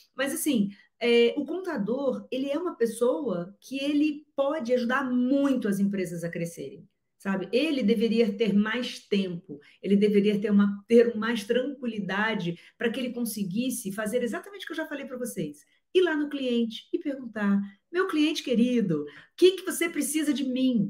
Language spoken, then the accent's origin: Portuguese; Rio de Janeiro, Brazil; eu sou carioca